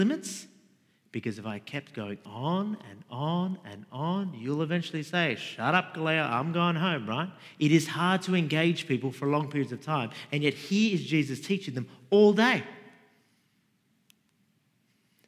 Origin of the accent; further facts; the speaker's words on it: Sydney, New South Wales, Australia; I grew up in Rudy Hill, Mount Druitt, Western Sydney